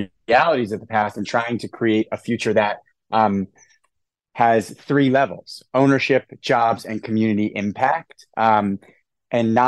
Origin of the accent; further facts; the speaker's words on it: Hartford, Connecticut, United States; our team is all from the Hartford area. We're all from Connecticut